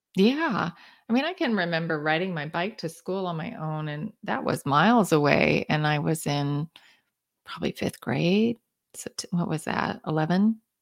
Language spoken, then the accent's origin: English; Kansas City, Kansas, United States; I grew up in Kansas, in the suburbs of Kansas City.